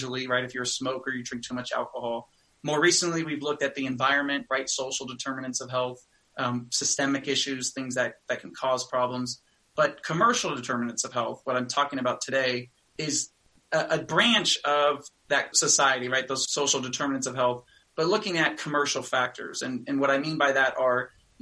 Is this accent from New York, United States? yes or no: no; California, United States; I grew up in California